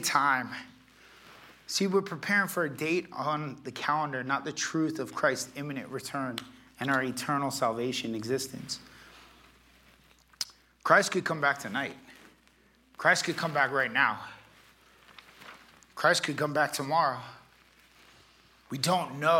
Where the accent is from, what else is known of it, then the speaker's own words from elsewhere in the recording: Florida, United States; I'm from Florida